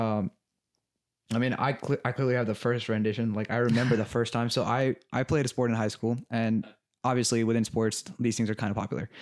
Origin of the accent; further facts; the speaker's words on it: Los Angeles, California, United States; I grew up in L A my entire life